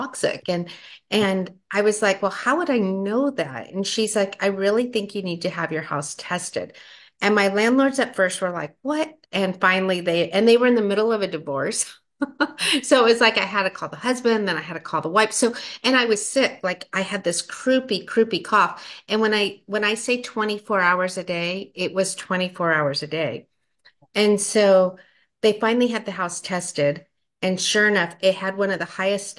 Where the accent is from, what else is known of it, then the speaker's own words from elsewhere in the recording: Las Vegas, Nevada, United States; moved away as an adult; now in California, United States; I grew up in Las Vegas, of all places